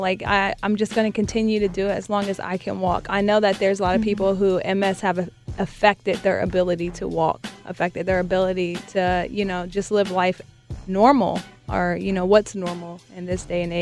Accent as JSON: {"language": "English", "town": "Columbus", "region": "Ohio", "country": "United States", "tie": "born or raised there", "said": "I am born and raised in Columbus, Ohio"}